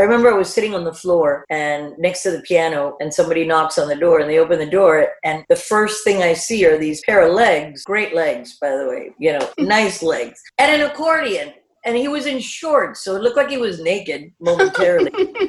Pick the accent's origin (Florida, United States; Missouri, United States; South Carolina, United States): South Carolina, United States; That summer, my mom drags me to a wedding of one of my dad's army buddy's daughter that I grew up with in South Carolina.